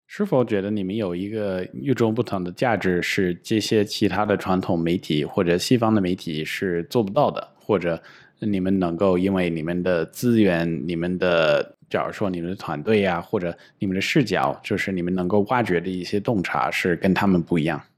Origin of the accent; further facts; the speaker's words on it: United States; now in China; 我老家在美国